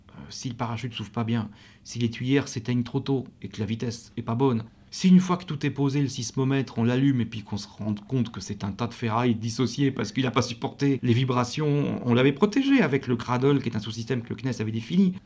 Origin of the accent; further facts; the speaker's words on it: France; accent: French; notre franglais et euh, notre accent allemand pour l'un et français pour l'autre